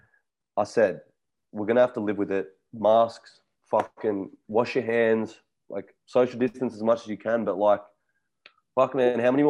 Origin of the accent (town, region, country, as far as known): Australia